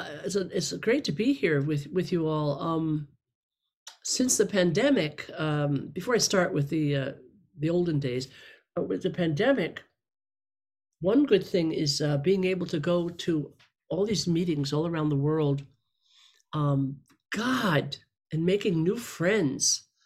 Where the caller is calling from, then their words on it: Los Angeles, California, United States; I'm a regular house and garden variety alcoholic, zooming in from Los Angeles.